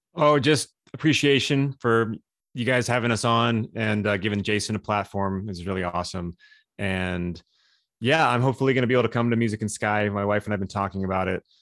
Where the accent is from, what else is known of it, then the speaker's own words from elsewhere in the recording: Southern California, United States; moved away; also born or lived in Hollywood; I'm from Southern California